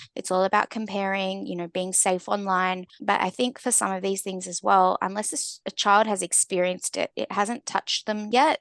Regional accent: Australia; growing up in Australia, we're very, um, you know, sports-driven

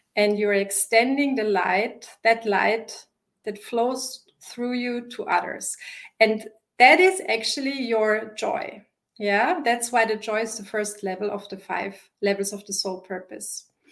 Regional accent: Vienna, Austria; English is a second language; also born or lived in Wisconsin; I live in Vienna. This is my home base, it's my hometown

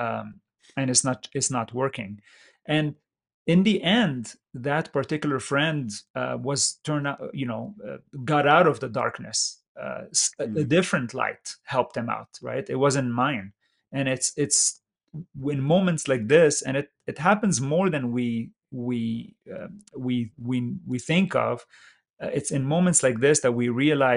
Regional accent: Lebanon; also born or lived in Middle East / San Jose, California; now in California, United States; Lebanon, which happened to be my home country

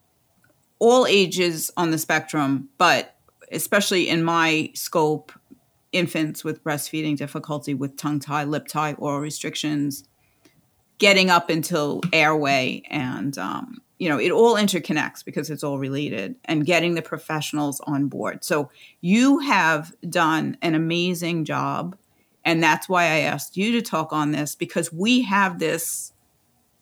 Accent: New York City, New York, United States; I'm from Staten Island

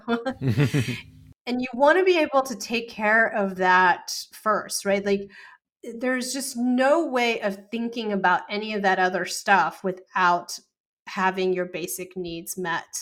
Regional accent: Texas, United States; I grew up in Texas

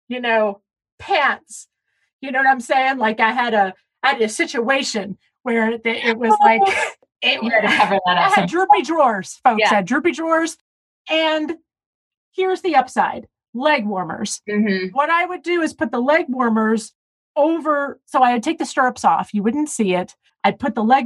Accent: Tennessee, United States; growing up in Tennessee

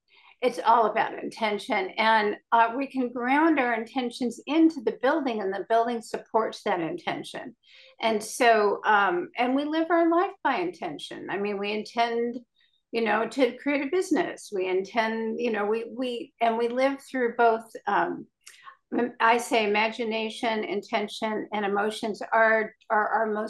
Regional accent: California, United States; I started talking to the dolphins when I was a little girl, growing up on Southern California beaches.

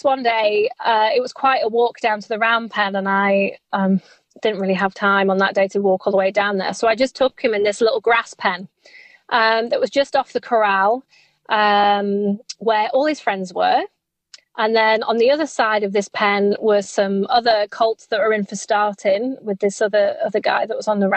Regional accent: England, United Kingdom; I think I might die in the heat as an English person.

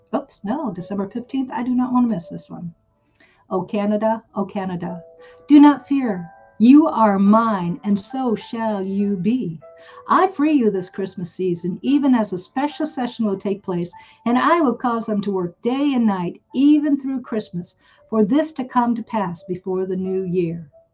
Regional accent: United States; I grew up in America

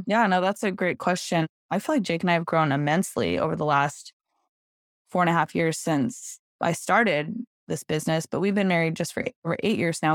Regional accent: Salt Lake City, Utah, United States; moved away as an adult; now in Greenville, United States; I live in Greenville, South Carolina now, but I was actually born and raised in Salt Lake City, Utah

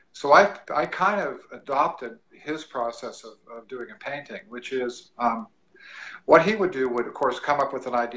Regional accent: California, United States; moved away as an adult; now in Missouri, United States; I'm a California boy.

